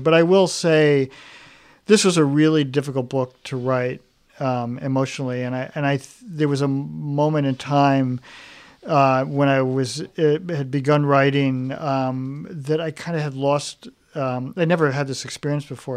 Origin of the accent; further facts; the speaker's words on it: New York, United States; moved away; also born or lived in Chicago; growing up in New York